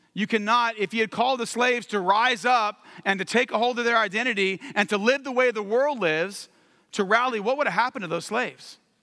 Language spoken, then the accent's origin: English; California, United States; moved away; also born or lived in Washington, D.C.; I'm from California long term, but we were living in D C